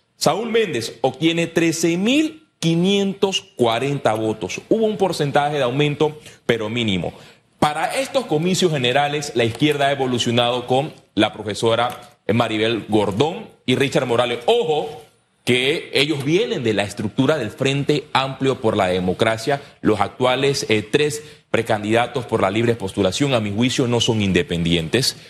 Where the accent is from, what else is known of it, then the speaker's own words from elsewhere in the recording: Puerto Armuelles, Chiriquí, Panama; Yo vivía en un círculo en el epicentro de la izquierda en su momento de Puerto Armuelles